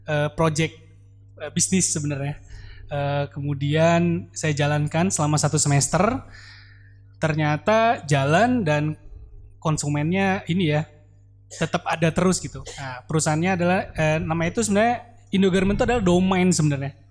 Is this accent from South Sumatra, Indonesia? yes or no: yes; Palembang, South Sumatra, Indonesia; now in Bandung, Indonesia; saya yang perantau dari Palembang akhirnya memutuskan untuk tinggal di Bandung.